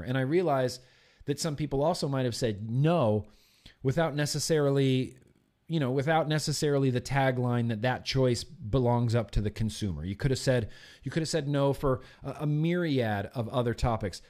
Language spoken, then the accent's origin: English; United States; as an American